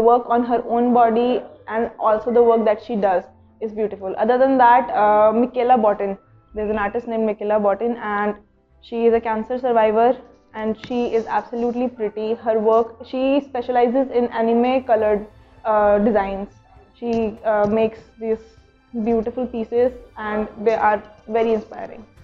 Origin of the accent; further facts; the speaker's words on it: Chandigarh, India; now in Udaipur, India; I am from Chandigarh.